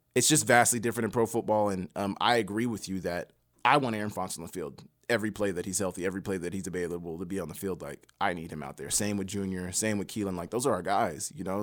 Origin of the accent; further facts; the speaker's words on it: Oklahoma, United States; moved away as an adult; also born or lived in Montana; I'm from Oklahoma, the biggest high school in Oklahoma